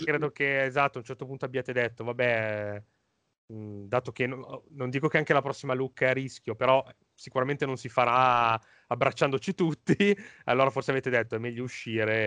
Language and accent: Italian; Lombardy, Italy; da Lombardo